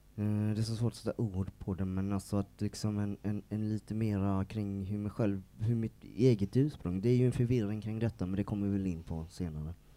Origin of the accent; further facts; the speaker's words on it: Nässjö, Jönköping County, Sweden; also born or lived in Stockholm / Linköping; now in Malmö, Sweden; jag kommer ju som sagt ifrån Nässjö från början